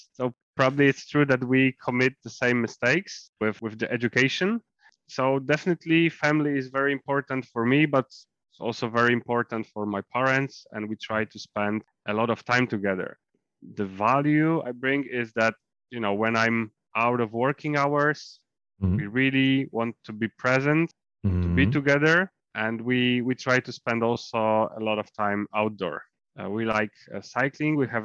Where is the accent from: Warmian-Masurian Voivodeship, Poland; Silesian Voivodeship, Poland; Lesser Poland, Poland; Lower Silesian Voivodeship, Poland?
Warmian-Masurian Voivodeship, Poland; north-eastern Poland; my hometown, which is in northern East Poland, and this is the area of Thousand Lakes